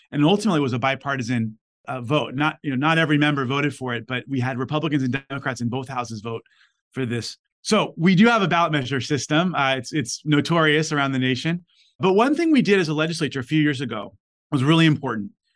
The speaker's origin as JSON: {"language": "English", "town": "Los Angeles", "region": "California", "country": "United States", "tie": "born or raised there", "said": "Back when I was born in LA, you know, kids growing up in South Central"}